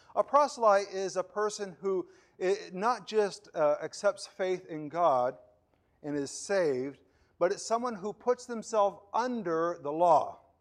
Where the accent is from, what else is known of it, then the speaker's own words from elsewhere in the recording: Puerto Ordaz, Bolívar, Venezuela; moved away; I was, uh, a young kid living, growing up in Venezuela and, uh, the city of Puerto Ordaz